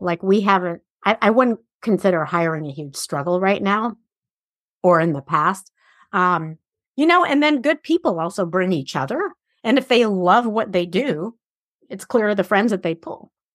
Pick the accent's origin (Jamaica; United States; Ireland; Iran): Iran; moved away; I grew up in Iran at a day and age where a lot of girls were raised to be married